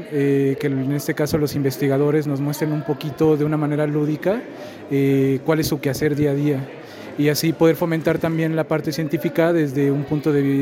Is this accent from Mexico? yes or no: yes; Xalapa, Veracruz, Mexico; soy de Jalapa, de aquí de Jalapa.